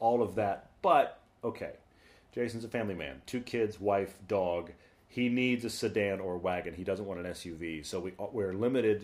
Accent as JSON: {"language": "English", "town": "Houston", "region": "Texas", "country": "United States", "tie": "born or raised there", "said": "I grew up in Houston"}